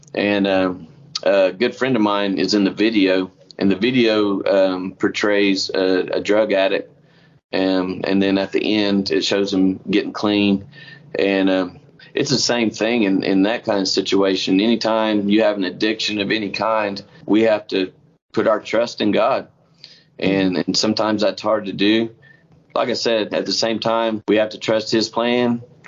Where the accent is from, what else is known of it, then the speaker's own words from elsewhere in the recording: Oklahoma, United States; he lives in my hometown in Oklahoma